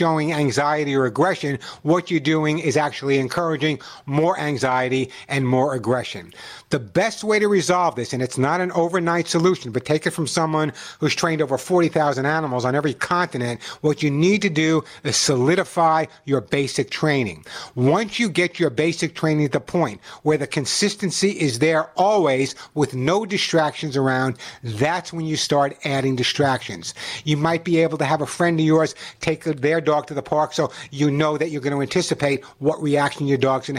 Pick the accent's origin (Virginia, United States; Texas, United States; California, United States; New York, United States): New York, United States; Long Island; moved away; also born or lived in The Bronx, New York; When I was growing up on Long Island in the Bronx